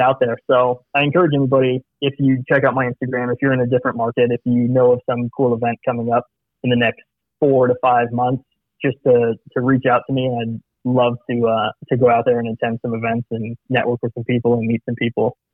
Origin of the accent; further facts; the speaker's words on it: Saudi Arabia; moved away; I, was actually born and raised in Saudi Arabia